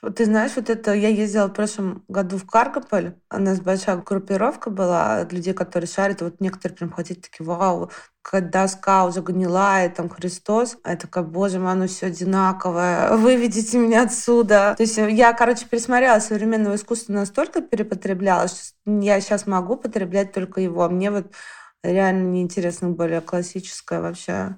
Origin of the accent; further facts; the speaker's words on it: Moscow, Russia; я родом из Алтуфьева.